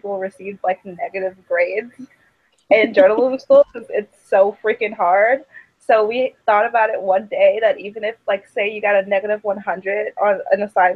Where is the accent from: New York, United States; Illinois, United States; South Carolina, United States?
Illinois, United States; Chicago; moved away as an adult; now in Seattle, United States; I'm from Chicago